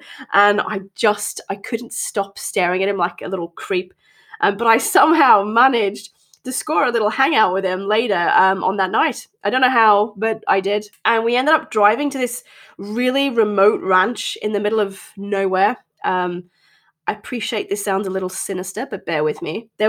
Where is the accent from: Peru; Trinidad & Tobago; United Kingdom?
United Kingdom; North East England; accent: transatlantic; also born or lived in Australia; I currently live in the northeast of England, and as you may be able to tell, my accent is a little transatlantic, shall we say. This has come from both growing up here and in Australia, where my dad and my second family live.